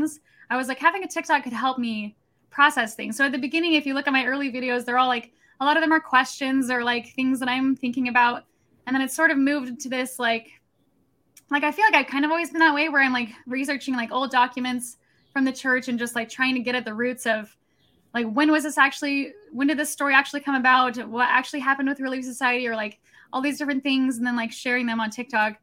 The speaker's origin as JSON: {"language": "English", "region": "Missouri", "country": "United States", "tie": "born or raised there", "said": "I grew up in Missouri."}